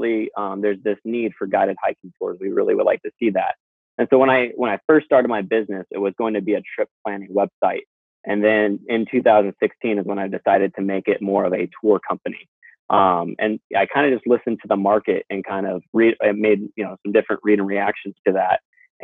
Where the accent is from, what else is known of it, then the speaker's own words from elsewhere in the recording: Joyce, Washington, United States; also born or lived in Seattle, Washington; my hometown, Joyce, Washington, which is west of Port Angeles, where I grew up